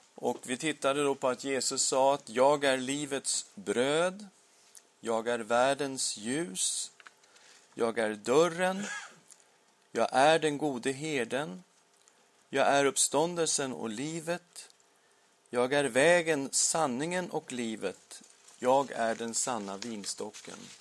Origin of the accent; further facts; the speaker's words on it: Sweden; Vi blir medborgare i Sverige